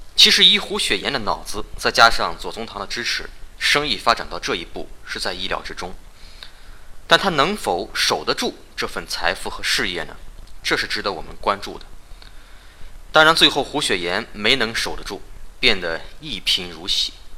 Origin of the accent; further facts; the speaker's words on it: China; 我们中国人